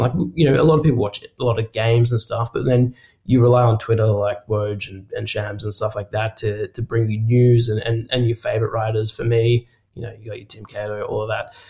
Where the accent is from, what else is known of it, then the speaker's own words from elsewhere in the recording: Australia; I'm Australian